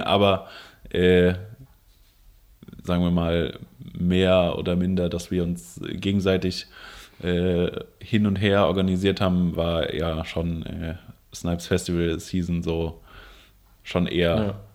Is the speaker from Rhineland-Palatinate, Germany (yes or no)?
yes; Koblenz, Rhineland-Palatinate, Germany; ich komme aus Koblenz